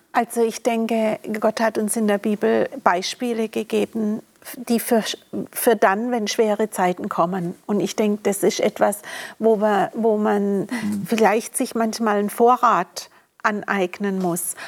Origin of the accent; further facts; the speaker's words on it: Germany; wurde ich in Deutschland geboren